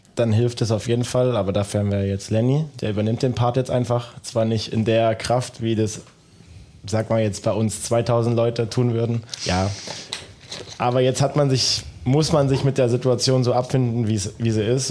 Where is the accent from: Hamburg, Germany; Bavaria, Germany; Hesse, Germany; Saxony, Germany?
Saxony, Germany; Dresden; now in Dortmund, Germany; ich komme aus dem Osten, aus Dresden.